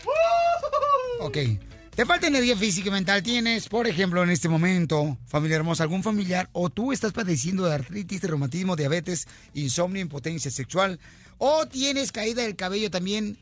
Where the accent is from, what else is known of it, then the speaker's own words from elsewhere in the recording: Ocotlán, Jalisco, Mexico; now in United States; Yo fui criado en Ocotlán